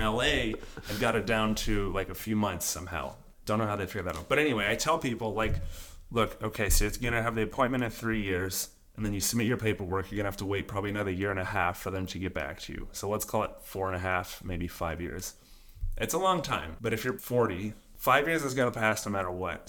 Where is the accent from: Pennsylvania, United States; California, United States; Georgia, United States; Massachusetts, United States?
Georgia, United States; just outside of Atlanta; moved away as an adult; now in Italy; I'm from just outside of Atlanta, Georgia, in the U S.